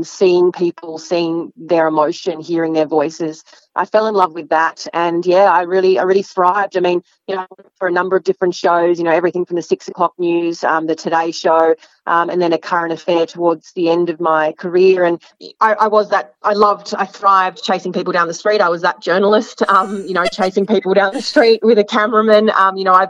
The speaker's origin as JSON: {"language": "English", "town": "Sydney", "region": "New South Wales", "country": "Australia", "tie": "born or raised there", "also_born_or_lived": "Melbourne", "moved": "yes", "lives_now": "Tasmania, Australia", "said": "I grew up in Sydney and I'm an only child"}